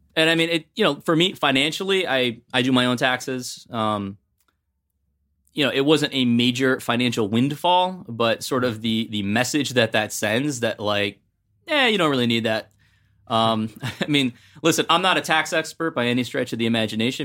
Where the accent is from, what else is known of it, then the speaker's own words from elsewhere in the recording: Ohio, United States; now in New Jersey, United States; I'm from Ohio